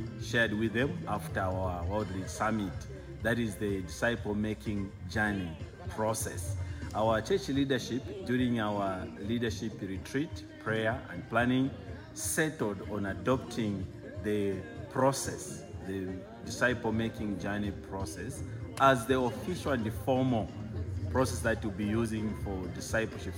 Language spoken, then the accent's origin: English; Zambia; from Zambia, serving with Awana, but also in the pastoral leadership of Evangelic Commission's chapels in Zambia